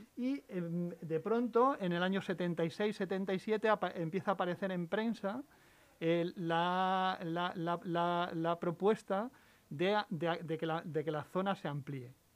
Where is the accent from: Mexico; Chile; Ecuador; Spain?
Spain; La Guardia, Castilla-La Mancha; moved away; Mi, pueblo es en, Toledo, en La Guardia, en, mm. La Mancha, en, la carretera de Andalucía